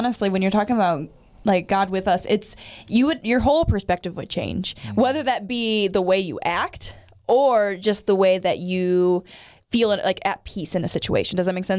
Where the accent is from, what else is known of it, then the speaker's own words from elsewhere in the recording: Midwest, United States; I've been in Midwest my whole life